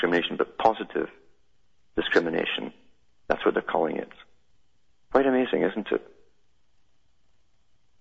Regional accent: United Kingdom; when I was growing up in Britain

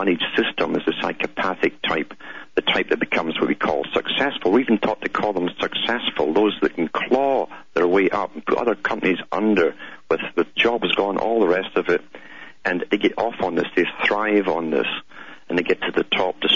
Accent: United Kingdom; growing up in Britain

